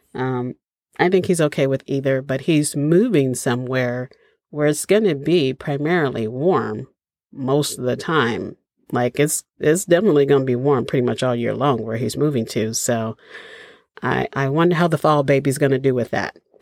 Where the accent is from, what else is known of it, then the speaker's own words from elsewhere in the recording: Chicago, Illinois, United States; moved away; I grew up in Chicago